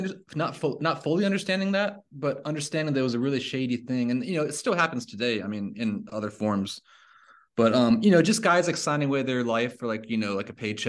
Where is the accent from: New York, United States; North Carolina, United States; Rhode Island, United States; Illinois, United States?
North Carolina, United States; Charlotte; I'm from Charlotte, North Carolina. So my dad played a lot of clubs around Charlotte